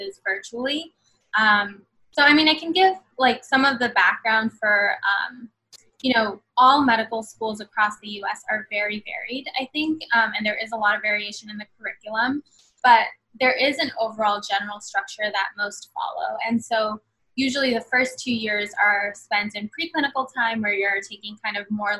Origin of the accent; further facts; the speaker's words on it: New York City, New York, United States; also born or lived in Bangladesh; I grew up in Queens and basically never left